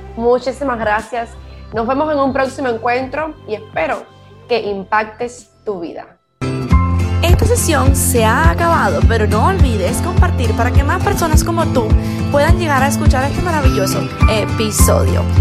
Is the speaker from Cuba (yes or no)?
yes; Cuba; moved away as an adult; yo como cubana me fui de mi país